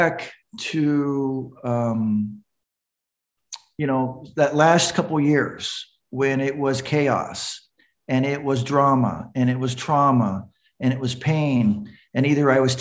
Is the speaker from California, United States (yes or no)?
yes; California, United States; from California